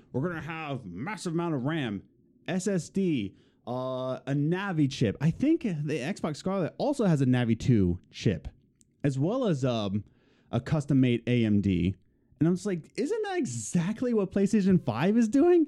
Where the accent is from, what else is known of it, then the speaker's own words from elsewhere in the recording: Philadelphia, Pennsylvania, United States; we're from Philly